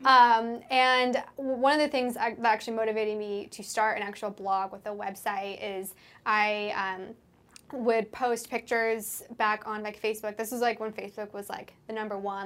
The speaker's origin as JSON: {"language": "English", "town": "Seattle", "region": "Washington", "country": "United States", "said": "I moved from Seattle, which is where I'm from, across the country for the whole summer"}